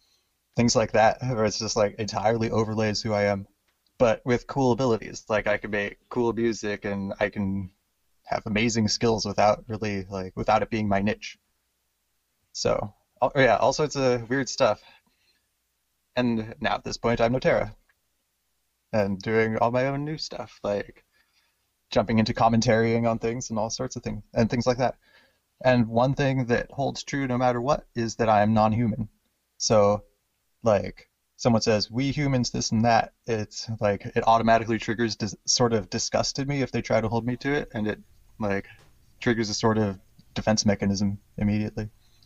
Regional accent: Hawaii, United States; born there; also born or lived in Washington; Born in Hawaii and in Washington State, America.

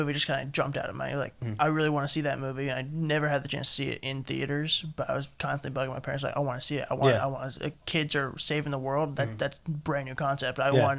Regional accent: Tennessee, United States; accent: southern, like, Tennessee; also born or lived in Minnesota / Missouri; now in Las Vegas, United States; Originally from Minnesota. Then I moved to Tennessee when I was just about to turn two. Basically was raised in Tennessee. Lived in Missouri for about 4 years, mid-Missouri for 4 years. Then I've been out here in Vegas ever since.

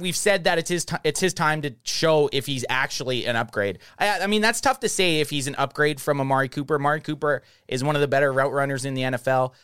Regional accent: Canada; We're from Canada

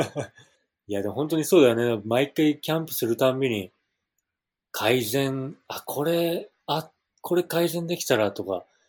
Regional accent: Okinawa, Japan; now in Hawaii, United States; 自分の故郷ね、沖縄

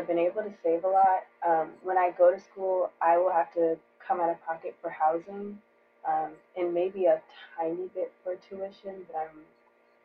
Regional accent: Atlanta, Georgia, United States; I am from Atlanta, Georgia

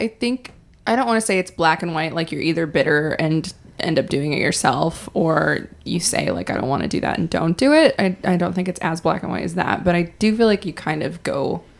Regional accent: Vancouver, Washington, United States; also born or lived in Portland, Oregon; I'm from Portland, Oregon, the area, and people don't really associate that with white trash.

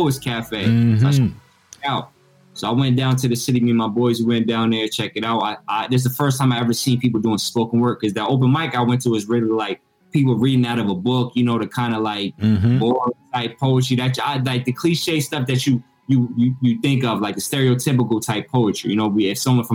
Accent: Peekskill, New York, United States; also born or lived in Harlem; I'm originally from Westchester, from Peekskill

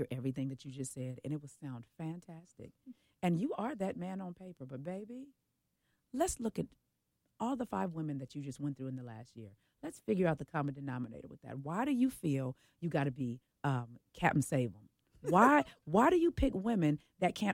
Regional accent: Oakland, California, United States; I am from the Bay Area. I am from Oakland.

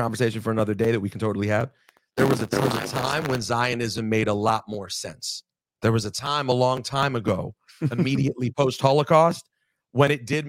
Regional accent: United States; I'm not Israeli. I'm American.

